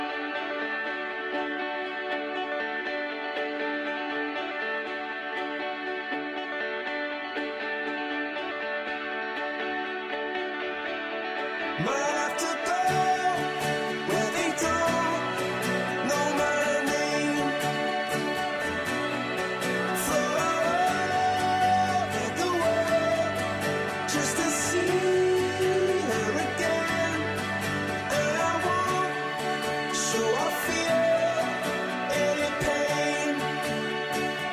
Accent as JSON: {"language": "English", "region": "Texas", "country": "United States", "said": "my dad's a cattleman, of course, because I'm from Texas"}